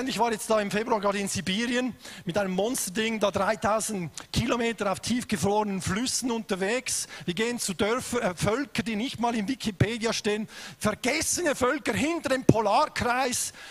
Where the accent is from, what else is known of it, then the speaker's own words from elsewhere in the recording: Switzerland; ich komme aus der Schweiz, bin verheiratet mit der besten Frau auf dem Planet seit 27 Jahren.